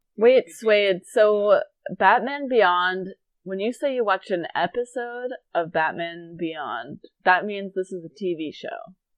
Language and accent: English; East Coast, United States; moved away; I'm from the East Coast